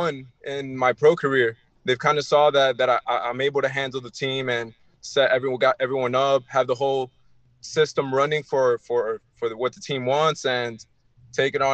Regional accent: Miami, Florida, United States; also born or lived in Elizabeth, New Jersey; I was born in New Jersey, in Elizabeth, New Jersey, but I grew up in Miami

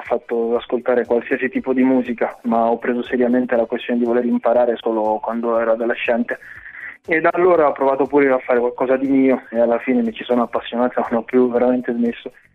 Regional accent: Lanciano, Abruzzo, Italy; also born or lived in Democratic Republic of the Congo; now in Benevento, Italy; io sono cresciuto in Italia, sono venuto qui quando ero piccolo e mm. sono cresciuto a Lanciano precisamente

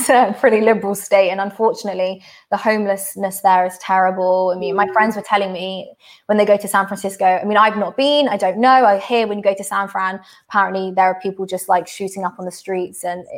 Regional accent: London, United Kingdom; I'm from London

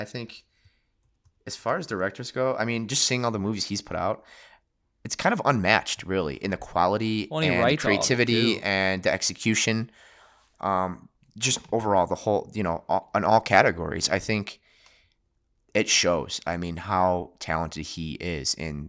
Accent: Chicago, Illinois, United States; I'm from Chicago. What do we know?

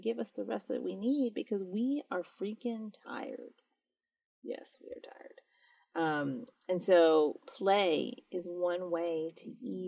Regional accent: United States; I was born and raised here

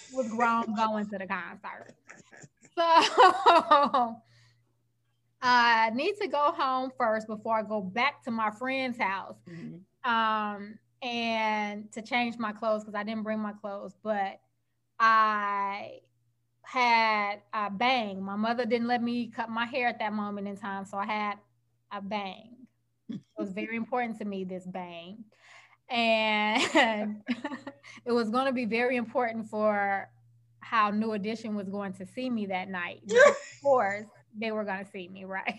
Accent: Chicago, Illinois, United States; I grew up in Chicago

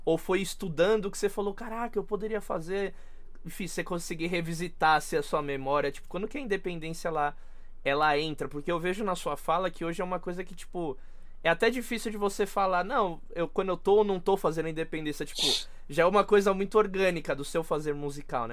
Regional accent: São Paulo, Brazil; eu sou de São Paulo

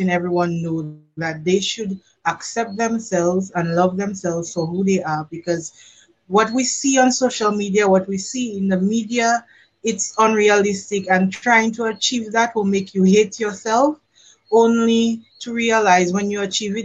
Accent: Dominica; now in Barbados; I am Dominican

